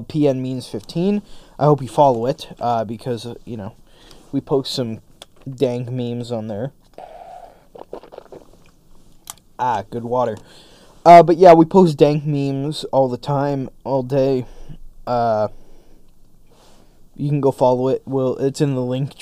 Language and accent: English; Canada; my general rights and freedoms as a Canadian citizen